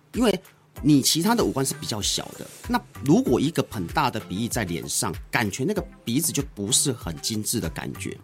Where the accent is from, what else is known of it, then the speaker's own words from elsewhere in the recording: Taiwan; 我们台湾人、东方人产生，因为东方人的软组织通常是相对厚的